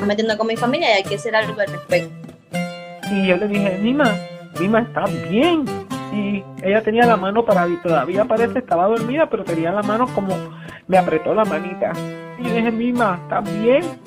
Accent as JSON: {"language": "Spanish", "town": "Hormigueros", "country": "Puerto Rico", "tie": "born or raised there", "also_born_or_lived": "Mayagüez, Puerto Rico", "moved": "yes", "lives_now": "Miami, United States", "said": "Ahí todavía está la casa de mis viejos en Hormiguero, por eso es que también digo que soy de Hormiguero"}